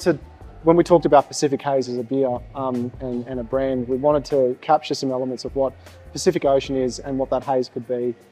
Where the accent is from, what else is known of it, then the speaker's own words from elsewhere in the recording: Gold Coast, Queensland, Australia; also born or lived in Brisbane; I was born and raised on the Gold Coast